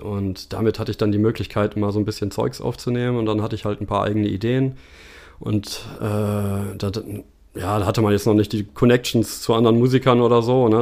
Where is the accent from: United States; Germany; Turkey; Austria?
Germany; Bielefeld, North Rhine-Westphalia; Ja, tatsächlich ganz langweilig in Bielefeld.